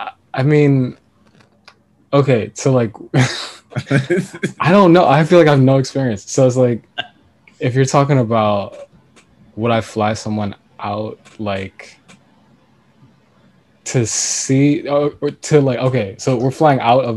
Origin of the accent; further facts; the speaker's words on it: Jamaica; I mean Jamaica's like the one exception, because it's like, you know, I'm Jamaican out here, so it's like